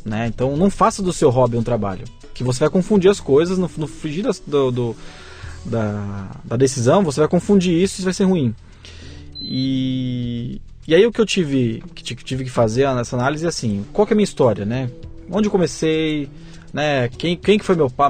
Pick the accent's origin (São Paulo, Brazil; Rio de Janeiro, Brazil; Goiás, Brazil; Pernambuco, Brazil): São Paulo, Brazil; eu sou né? paulista, né? Tenho, tenho uma família que também é baseado em São Paulo